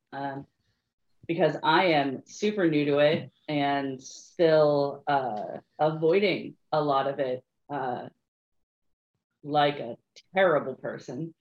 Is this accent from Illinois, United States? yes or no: no; Northern California, United States; I grew up in Northern California in a, in a town that was very migrant workery